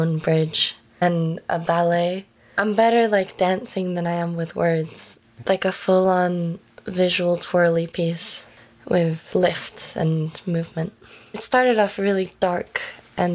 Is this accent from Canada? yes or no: no; United Kingdom; also born or lived in Venezuela; It's Venezuelan last name. I'm British.